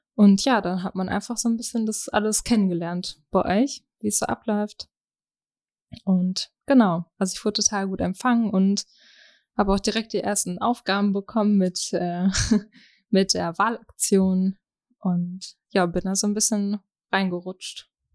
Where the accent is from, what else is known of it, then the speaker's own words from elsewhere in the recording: Germany; komme gebürtig aus Schnartwast